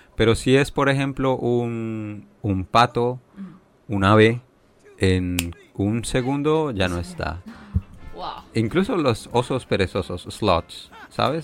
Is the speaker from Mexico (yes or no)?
no; Leticia, Amazonas, Colombia; now in China; yo digo que soy de Leticia